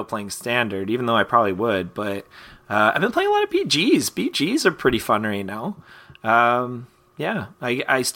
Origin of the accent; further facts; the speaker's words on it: Canada; as a kid growing up in Canada with no cable